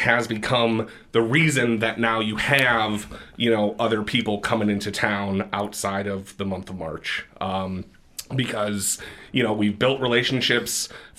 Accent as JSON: {"language": "English", "town": "Grand Rapids", "region": "Michigan", "country": "United States", "tie": "born or raised there", "also_born_or_lived": "Boston", "said": "Born and raised in Grand Rapids, in the Heritage Hill area, and went to college in Boston at Emerson College."}